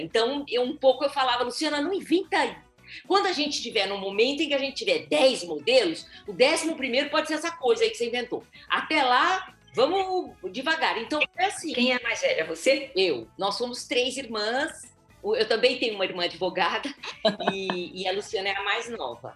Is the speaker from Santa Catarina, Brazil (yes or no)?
no; Minas Gerais, Brazil; nós somos mineiras